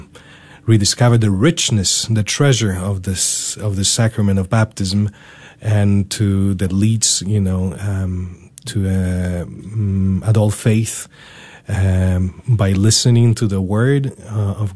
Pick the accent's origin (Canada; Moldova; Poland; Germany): Poland; now in United States; I was born in Poland in 1986.